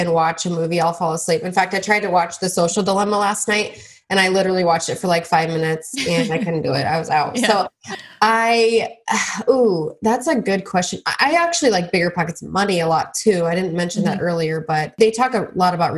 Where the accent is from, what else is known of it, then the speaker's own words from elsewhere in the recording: Midwest, United States; We were both born and raised in the Midwest.